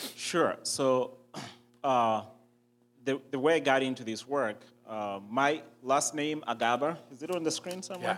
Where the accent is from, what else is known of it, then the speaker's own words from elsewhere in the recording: Uganda; I was born and raised in Uganda.